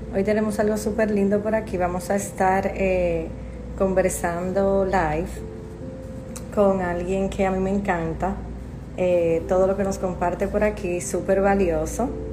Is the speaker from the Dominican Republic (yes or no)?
yes; Dominican Republic; yo soy dominicana también